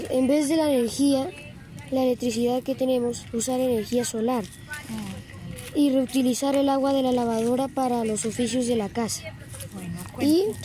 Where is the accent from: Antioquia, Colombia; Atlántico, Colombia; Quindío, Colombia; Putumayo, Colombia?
Putumayo, Colombia; Mm, vengo del Putumayo.